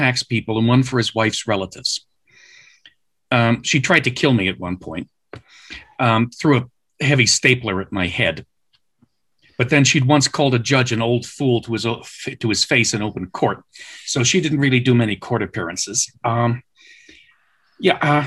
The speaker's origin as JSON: {"language": "English", "country": "Canada", "said": "I'm Canadian by background."}